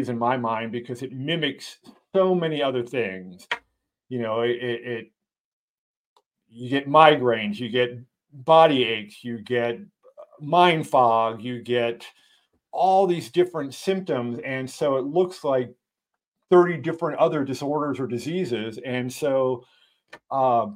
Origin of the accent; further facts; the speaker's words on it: East Coast, United States; I grew up on the East Coast